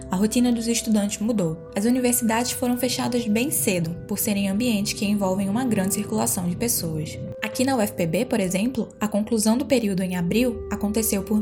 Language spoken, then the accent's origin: Portuguese; Pernambuco, Brazil; now in João Pessoa, Brazil; Eu sou pernambucana e tive a oportunidade de ir para casa quando tudo ficou mais complicado aqui em João Pessoa.